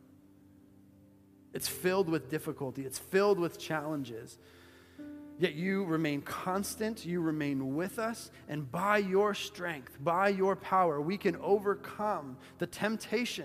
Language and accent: English; Bolivia; moved away; My life experience growing up in Bolivia